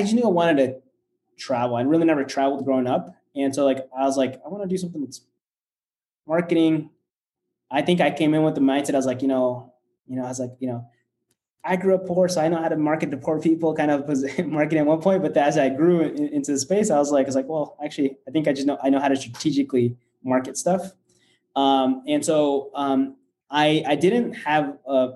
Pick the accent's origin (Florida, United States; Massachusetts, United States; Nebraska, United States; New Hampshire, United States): Nebraska, United States; first language Spanish; English is a second language; moved away as an adult; now in Chicago, United States; I grew up actually in the U.S. I grew up in Nebraska, out of all places, and then came to Chicago about 10 years ago for school